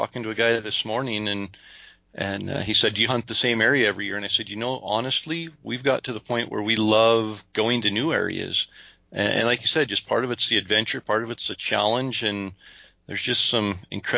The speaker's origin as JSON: {"language": "English", "region": "Idaho", "country": "United States", "said": "we're from Idaho"}